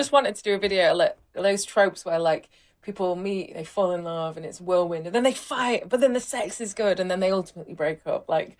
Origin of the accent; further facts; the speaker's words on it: Rotherham, Yorkshire and the Humber, United Kingdom; Well, there kind of wasn't one, but then I did have this T-shirt that said Rotherham is the new Berlin